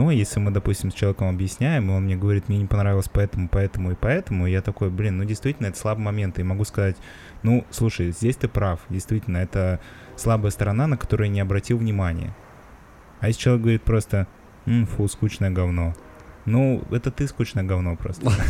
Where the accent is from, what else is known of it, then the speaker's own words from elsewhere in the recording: Moscow, Russia; я же москвич ебаный